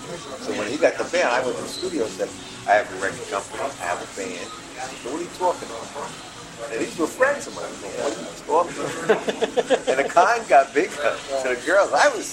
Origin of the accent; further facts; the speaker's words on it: Carlow, Leinster, Ireland; I'm from Carlo, on the side of the road, South Coast, the Bay Road.